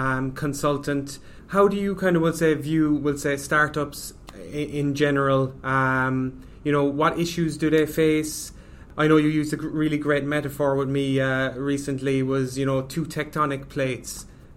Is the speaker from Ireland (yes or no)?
yes; Ireland